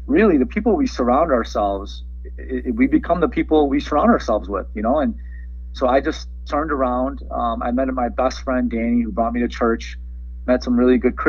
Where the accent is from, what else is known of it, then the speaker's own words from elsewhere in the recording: Chicago, Illinois, United States; English is a second language; also born or lived in Iran / San Francisco / Skokie / Wilmette; They came to Chicago